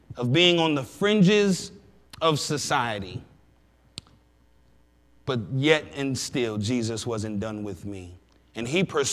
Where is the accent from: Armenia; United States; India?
United States; Sandusky, Ohio; I grew up in Sandusky, Ohio